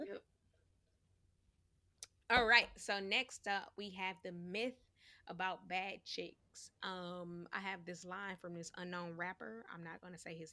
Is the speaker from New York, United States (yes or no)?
yes; New York, United States; accent: New York; my New York accent